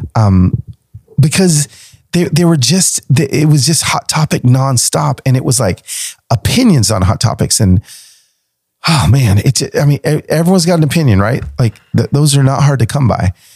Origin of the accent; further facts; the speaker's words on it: Nashville, Tennessee, United States; here in Nashville, in my hometown